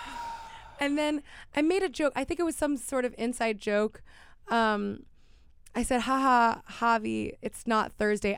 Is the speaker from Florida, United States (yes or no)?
yes; Miami, Florida, United States; I grew up in Miami